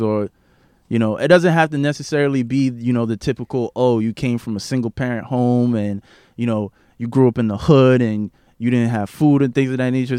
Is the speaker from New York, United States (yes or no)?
yes; New York City, New York, United States; I grew up in East Flatbush for majority of my life